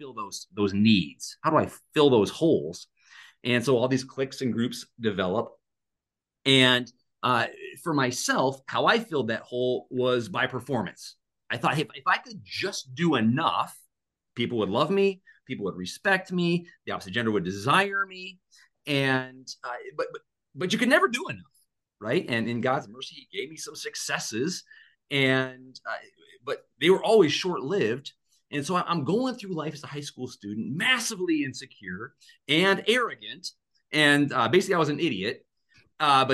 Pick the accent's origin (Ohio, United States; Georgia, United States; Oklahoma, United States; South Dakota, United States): South Dakota, United States; Black Hills, Western; born or raised there